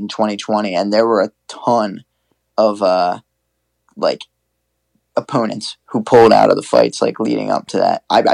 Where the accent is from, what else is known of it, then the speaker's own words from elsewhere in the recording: New Jersey, United States; my hometown, our hometown